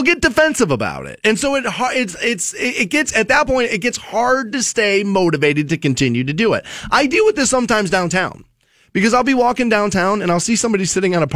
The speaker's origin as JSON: {"language": "English", "town": "Aurora Shores", "country": "United States", "tie": "born or raised there", "said": "I grew up in Aurora Shores on the water"}